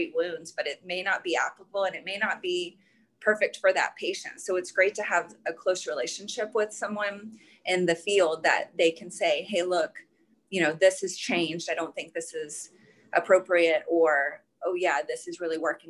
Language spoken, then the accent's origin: English; Dallas, Texas, United States; I grew up in the Dallas area